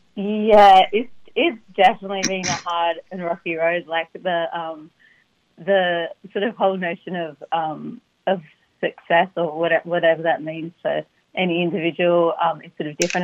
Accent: Sydney, New South Wales, Australia; moved away as an adult; now in United States; I grew up in Sydney. So by the time when I actually did make the move at 19

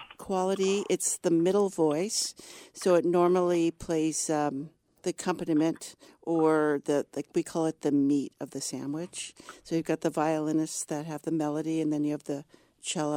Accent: Berkeley, California, United States; moved away; also born or lived in New York City; I grew up in Berkeley, so I'm a native Californian

